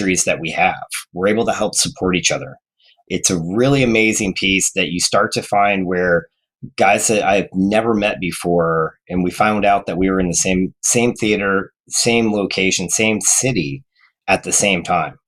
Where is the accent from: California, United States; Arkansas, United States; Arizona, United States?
Arizona, United States; Phoenix; also born or lived in Detroit, Michigan; now in Kansas City, United States; I grew up in Phoenix area